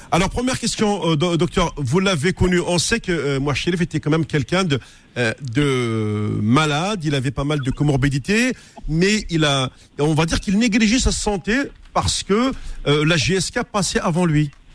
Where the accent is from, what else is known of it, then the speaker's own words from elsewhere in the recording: Algeria; je suis algérien